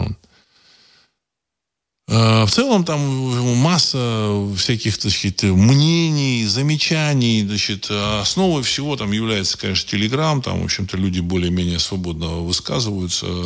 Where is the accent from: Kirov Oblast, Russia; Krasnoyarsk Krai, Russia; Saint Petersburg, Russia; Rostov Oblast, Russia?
Saint Petersburg, Russia; Фамилию знаю, потому что я из, из, из Петербурга, в общем-то, так сказать, мы давно с ним, как бы, так сказать, жители Петербурга, Ленинграда давно